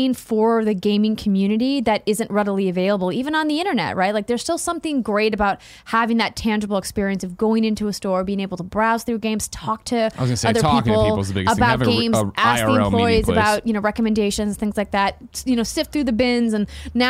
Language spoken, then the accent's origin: English; Fargo, North Dakota, United States; now in Bay Area, United States; in my hometown in Fargo, North Dakota